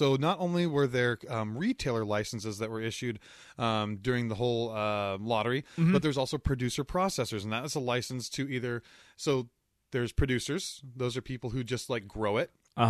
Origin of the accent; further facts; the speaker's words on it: Gig Harbor, Washington, United States; I grew up in Gig Harbor, yeah.